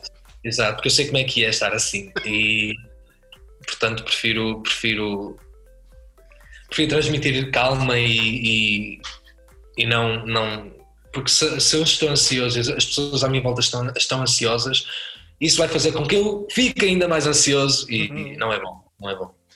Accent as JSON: {"language": "Portuguese", "town": "Porto", "region": "Norte", "country": "Portugal", "said": "Do Porto, sou do Porto"}